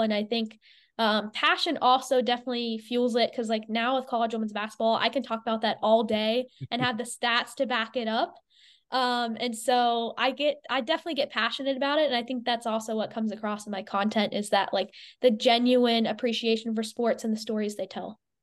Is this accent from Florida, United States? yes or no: yes; Clearwater, Florida, United States; I grew up in Clearwater, Florida